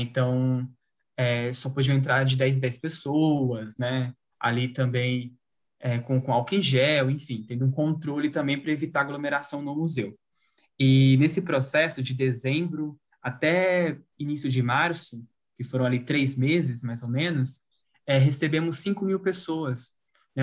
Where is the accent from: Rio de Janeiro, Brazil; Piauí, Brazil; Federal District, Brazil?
Piauí, Brazil; now in Francisco Morato, Brazil; eu sou piauiense, mas moro em Francisco Morato desde 2012